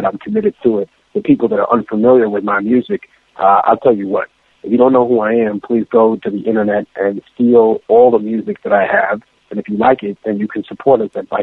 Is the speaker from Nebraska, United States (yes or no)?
no; New York City, New York, United States; also born or lived in Lima, Peru; I came to America, specifically to New York City, when I was very young, and I became immersed in hip-hop culture.